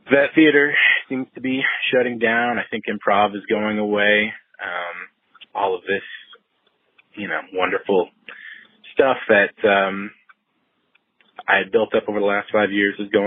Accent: Dallas, Texas, United States; I am from Dallas, Texas.

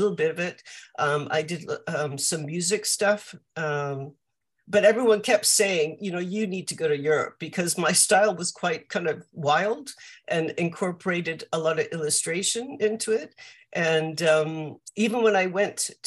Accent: Vancouver, British Columbia, Canada; moved away as an adult; I grew up in Vancouver in Canada.

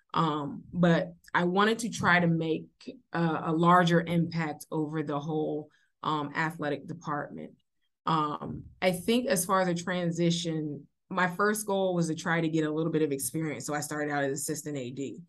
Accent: Beaufort, South Carolina, United States; also born or lived in Providence, Rhode Island; I am born and raised in Beaufort, South Carolina, so Beaufort is home.

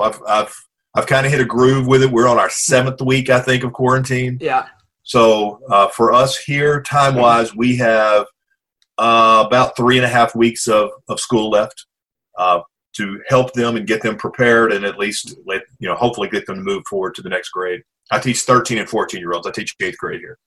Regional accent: Pine Bluff, Arkansas, United States; I was born in Pine Bluff, Arkansas

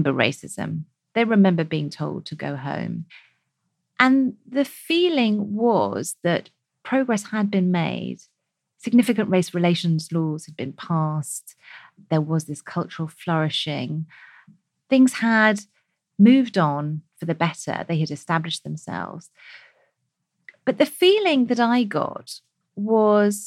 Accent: United Kingdom; we as British South Asians

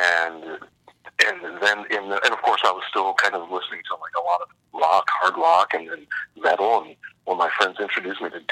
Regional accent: Columbus, Ohio, United States; moved away; also born or lived in California / Canada; I grew up in Columbus, Ohio, and my neighborhood was not fun

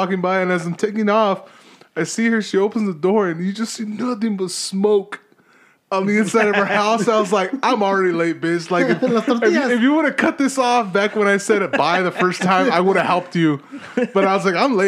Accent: California, United States; born or raised there

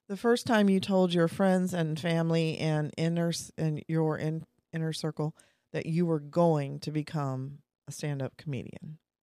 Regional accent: Kansas, United States; moved away; I'm from Kansas, two hours away

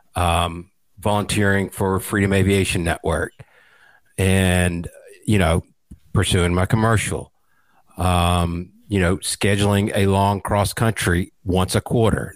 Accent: middle Georgia, United States; also born or lived in Atlanta, Georgia; born and raised in the Atlanta area, actually grew up in a small town in middle Georgia

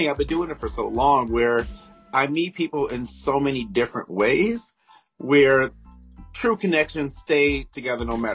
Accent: Detroit, Michigan, United States; moved away; I'm from Detroit

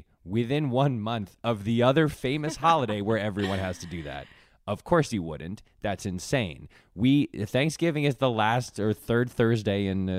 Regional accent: East Coast, United States; So on the East Coast, I'm from the East Coast.

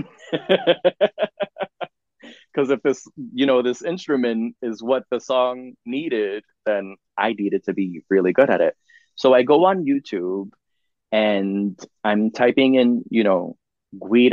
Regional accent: United States; I'm an artist from America

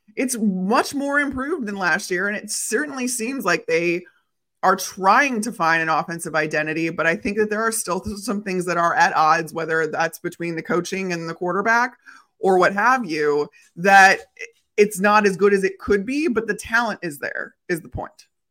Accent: Chicago, Illinois, United States; I grew up in Chicago

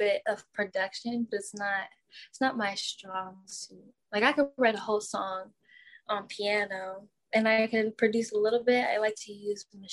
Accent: United States; moved away as an adult; now in California, United States; I was born in New York, New Jersey, and now I live in California

